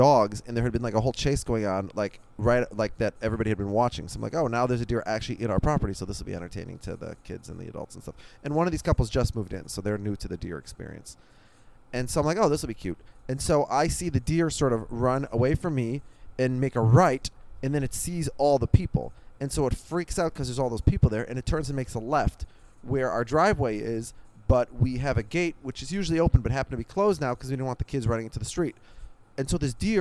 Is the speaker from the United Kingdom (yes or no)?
no; Minneapolis, Minnesota, United States; now in New Jersey, United States; I grew up in Minneapolis, in a suburb of Minneapolis.